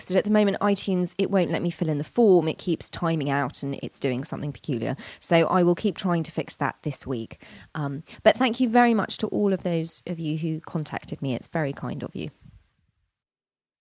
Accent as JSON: {"language": "English", "region": "England", "country": "United Kingdom", "tie": "born or raised there", "said": "I've always lived in England, as do most of my family, so you can call me English, but I prefer British"}